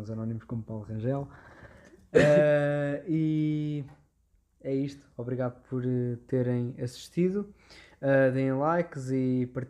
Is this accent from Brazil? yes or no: no; Portugal; eu sou português sim